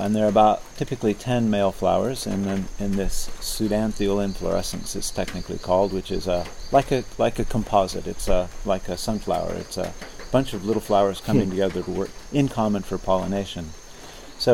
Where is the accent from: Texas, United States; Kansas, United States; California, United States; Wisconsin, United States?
California, United States; moved away as an adult; also born or lived in Alaska / Norway; now in Isle of Wight, United Kingdom; I grew up in California, got my PhD at UC Davis